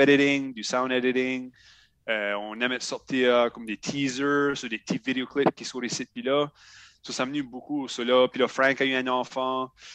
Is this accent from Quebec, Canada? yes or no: no; Shediac, New Brunswick, Canada; Je viens de Shediac, Nouveau-Brunswick